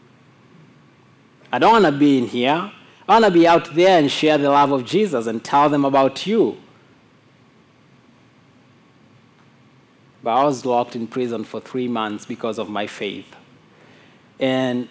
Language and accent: English; Mwanza, Tanzania; moved away; also born or lived in Kondoa; when I was leaving my hometown, Mwanza, to go to Kondoa, this Islamic town